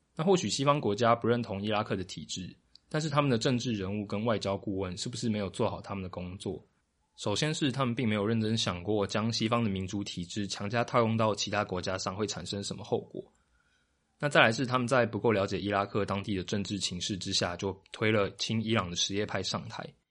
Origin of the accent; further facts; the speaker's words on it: Taiwan; 但是跟我同年龄层并长期生长在台湾的大家，可能比较陌生。毕竟到了我们这一代，台湾对于本省、外省、客家、闽南的分界已经不太在意了。